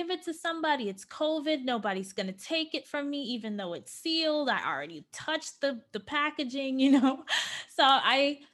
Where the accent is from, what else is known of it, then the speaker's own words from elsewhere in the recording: New York, United States; moved away as an adult; now in Los Angeles, United States; I am born and raised in New York, okay? I came into adulthood in New York.